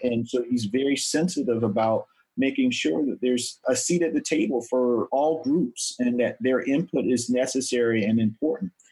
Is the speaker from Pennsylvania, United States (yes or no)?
no; South Carolina, United States; my home state here in South Carolina